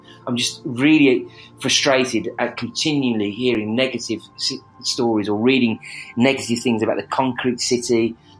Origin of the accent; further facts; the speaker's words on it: Birmingham, West Midlands, United Kingdom; accent: Birmingham; We are a class based country, and the Birmingham accent